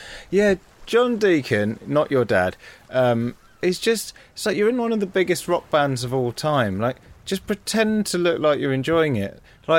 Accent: West Midlands, United Kingdom; I can say that because I'm from the West Midlands.

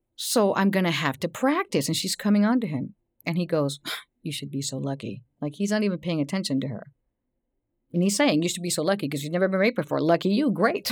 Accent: Texas, United States; I grew up in Texas

